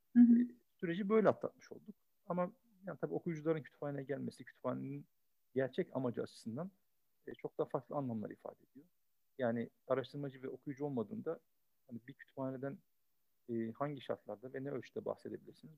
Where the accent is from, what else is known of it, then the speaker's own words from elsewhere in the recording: Istanbul, Turkey; 1974 İstanbul doğumluyum.